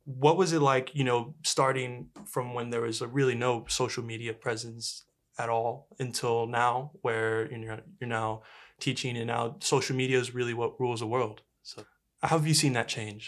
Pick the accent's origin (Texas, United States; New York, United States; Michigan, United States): Texas, United States; La Porte; I'm from Laporte